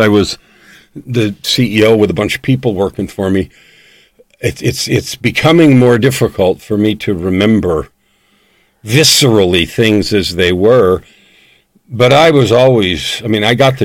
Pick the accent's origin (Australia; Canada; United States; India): United States; California; I was born in California, so that's part of my language